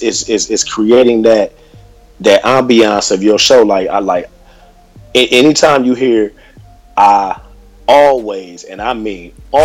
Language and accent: English; Columbus, Ohio, United States; also born or lived in Hollywood, California; now in Los Angeles, United States; I'm originally from Columbus, Ohio.